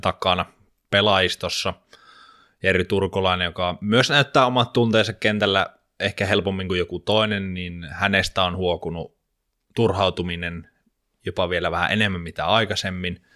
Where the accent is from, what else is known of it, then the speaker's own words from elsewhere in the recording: Jyväskylä, Central Finland, Finland; Muistan pienenä, kun Jyväskylässä oli semmoinen kaupunginteatterin esitys